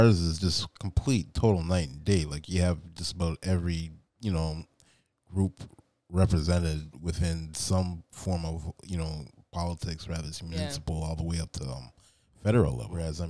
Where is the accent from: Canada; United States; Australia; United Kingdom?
Canada; born and raised in Canada